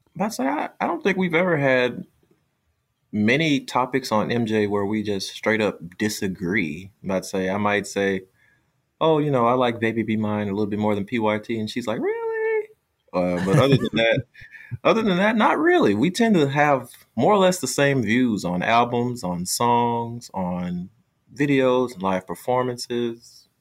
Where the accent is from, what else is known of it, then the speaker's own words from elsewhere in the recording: United States; I'm from the United States